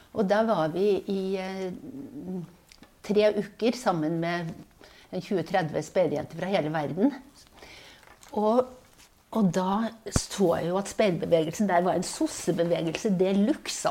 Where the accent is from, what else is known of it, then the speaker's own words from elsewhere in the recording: Levanger, Trøndelag, Norway; also born or lived in Tromsø; bodde jeg i Trondheim i fem år. Og så flytta vi til Levanger